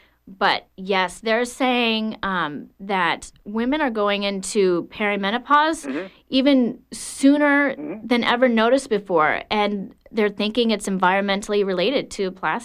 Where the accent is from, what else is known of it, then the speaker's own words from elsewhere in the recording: Panama; What happened was I grew up in the Republic of Panama. My dad was a pilot on the canal.